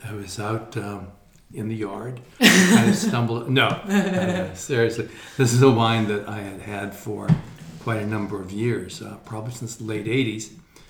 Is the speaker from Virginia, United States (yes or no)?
no; Fox Chapel, Pennsylvania, United States; I'm from the Fox Chapel area.